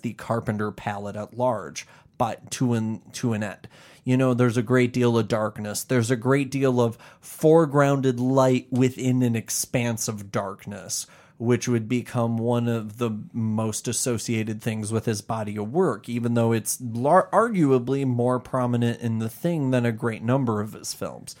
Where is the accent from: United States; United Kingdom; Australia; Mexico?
United States; Chicago, Illinois; we're from the Chicagoland area